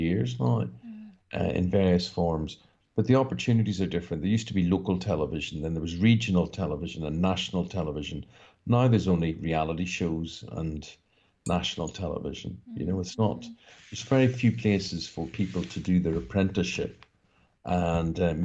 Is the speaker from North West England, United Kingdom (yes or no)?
no; Northern Ireland, United Kingdom; growing up in Northern Ireland